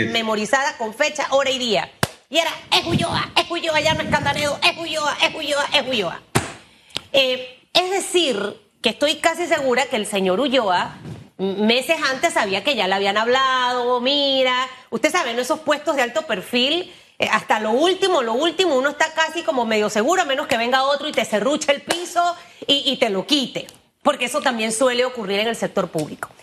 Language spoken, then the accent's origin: Spanish; Panama; yo como panameña